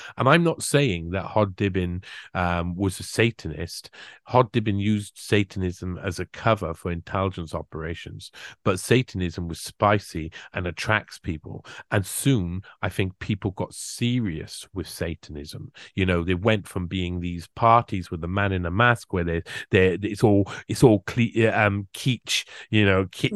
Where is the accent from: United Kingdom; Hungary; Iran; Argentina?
United Kingdom; I'm British